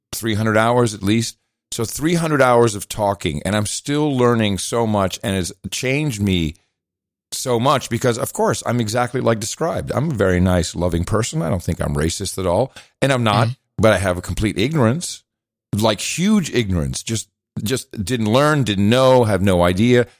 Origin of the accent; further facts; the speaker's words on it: Netherlands; moved away; I grew up in the Netherlands